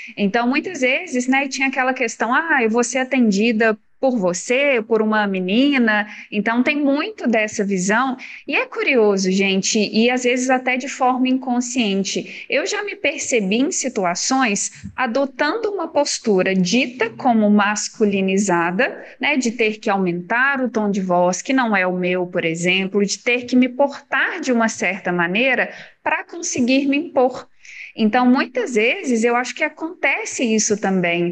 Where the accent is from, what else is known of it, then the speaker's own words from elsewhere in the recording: Minas Gerais, Brazil; Eu sou de Minas